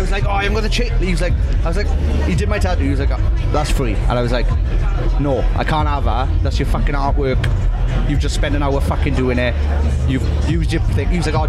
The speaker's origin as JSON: {"language": "English", "region": "Wales", "country": "United Kingdom", "said": "us as miserable Welsh bastards"}